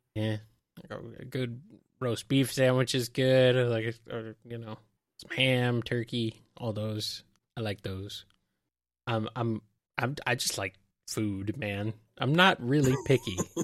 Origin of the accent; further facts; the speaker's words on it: United States; I am American